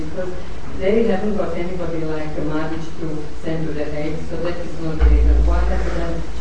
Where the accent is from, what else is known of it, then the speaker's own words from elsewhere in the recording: Serbia; I'm from Serbia